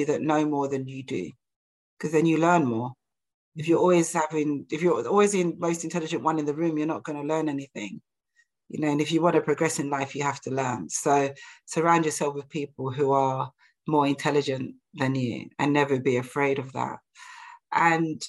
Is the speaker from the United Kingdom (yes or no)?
yes; London, United Kingdom; I'm like from East London